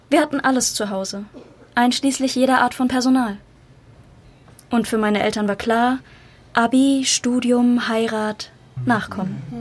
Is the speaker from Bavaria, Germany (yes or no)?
yes; Bavaria, Germany; Ich komme aus Bayern, was man hört.